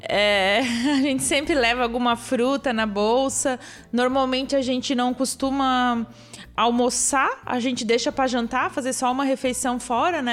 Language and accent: Portuguese; Blumenau, Santa Catarina, Brazil; now in Stuttgart, Germany; sou de Blumenau, desde pequena sempre fui para Oktoberfest